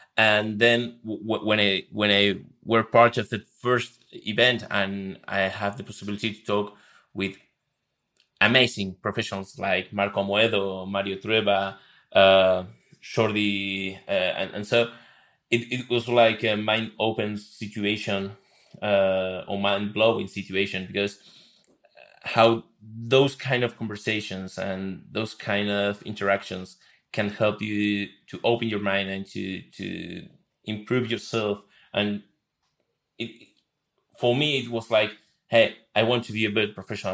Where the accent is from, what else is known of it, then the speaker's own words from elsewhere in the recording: Buenos Aires, Argentina; moved away as an adult; now in Madrid, Spain; moved to Madrid three years ago. Uh, I, I, I'm from Buenos Aires, Argentina